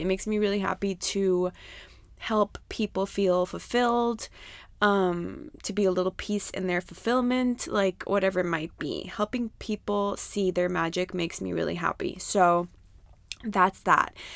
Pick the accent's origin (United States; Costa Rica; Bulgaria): Costa Rica; I grew up in Costa Rica